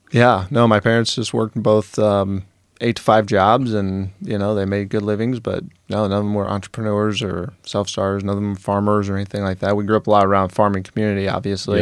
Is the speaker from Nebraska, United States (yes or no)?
yes; Wood River, Nebraska, United States; I grew up in Wood River.